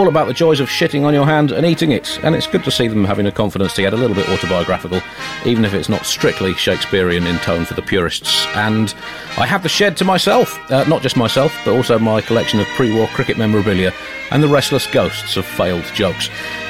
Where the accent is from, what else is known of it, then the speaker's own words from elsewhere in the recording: United Kingdom; given the slight imperial baggage that I have as a British person in India